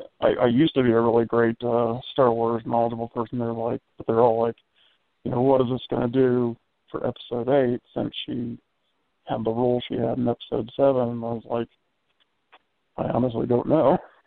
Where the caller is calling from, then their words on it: Indiana, United States; I'm from Indiana.